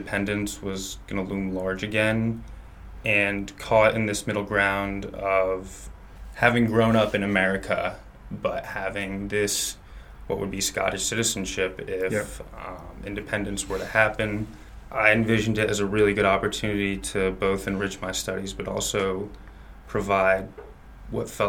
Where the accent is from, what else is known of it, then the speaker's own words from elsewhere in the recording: New Jersey, United States; I am from the United States by way of New Jersey